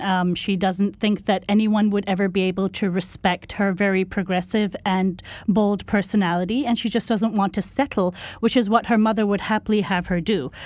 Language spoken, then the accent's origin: English; Pakistan; born or raised there; moved away